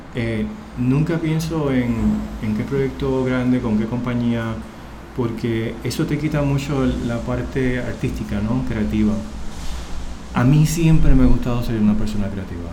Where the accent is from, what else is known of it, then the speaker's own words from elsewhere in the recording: Puerto Rico; moved away as an adult; now in New York, United States; yo soy puertorriqueño y puedo hablar de mí, de mi cultura